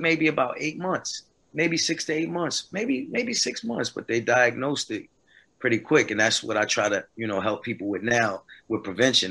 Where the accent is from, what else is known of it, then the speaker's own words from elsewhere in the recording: New Jersey, United States; now in North Carolina, United States; I'm from Jersey